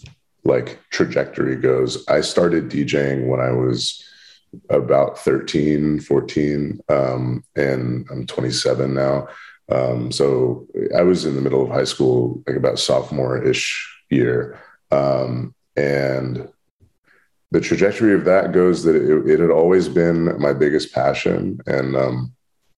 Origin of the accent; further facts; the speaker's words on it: Bay Area, California, United States; moved away as an adult; now in Los Angeles, United States; being born and raised in the Bay